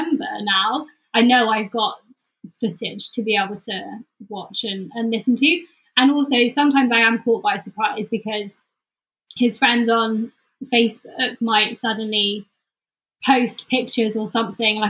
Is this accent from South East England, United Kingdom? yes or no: no; the Cotswolds, South West England, United Kingdom; now in London, United Kingdom; I was in London, or growing up in the Cotswolds